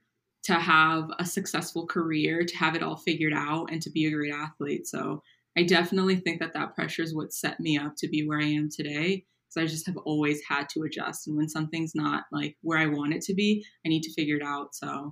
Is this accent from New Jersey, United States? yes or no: no; Napa, California, United States; I grew up in Napa, California. It was good to be back home. I kind of stay local after college